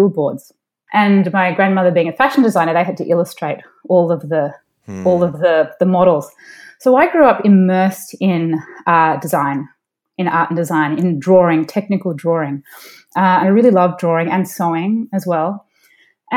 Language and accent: English; Melbourne, Victoria, Australia; moved away as an adult; also born or lived in Sydney, Australia / Silicon Valley / New Jersey; now in San Francisco, United States; I grew up in Melbourne, Australia